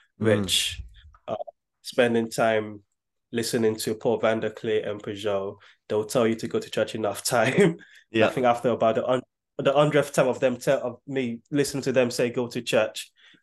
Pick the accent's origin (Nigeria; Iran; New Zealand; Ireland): Nigeria; now in United Kingdom; growing up in Nigeria, electricity is not 24 hours.